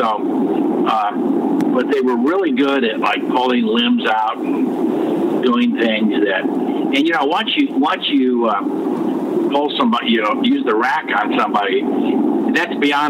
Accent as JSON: {"language": "English", "country": "United States", "said": "You know, so I like a lot of, you know, American history because I'm American, okay?"}